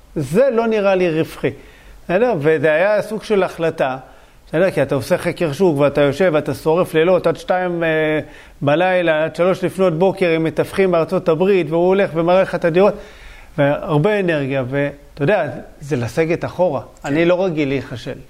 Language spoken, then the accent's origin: Hebrew; Bat Yam, Tel Aviv District, Israel; born or raised there